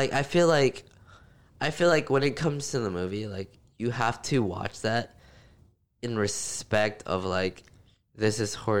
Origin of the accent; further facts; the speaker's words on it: Texas, United States; If we're from Texas